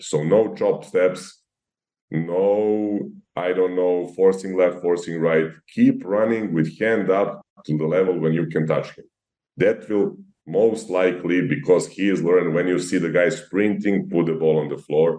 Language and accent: English; Serbia; growing up in Serbia